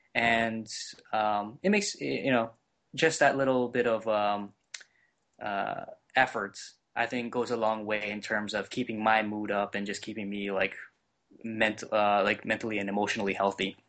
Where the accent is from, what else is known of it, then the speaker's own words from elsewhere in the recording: Hawaii, United States; now in Cleveland, United States; I am originally from Hawaii